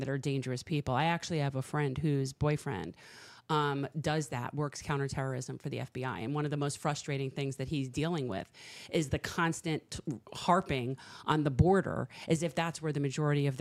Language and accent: English; South Florida, United States; I grew up here in South Florida